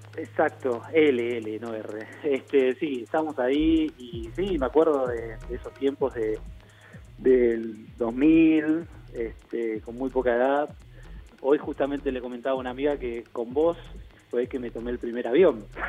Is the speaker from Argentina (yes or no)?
yes; Argentina; yo era argentino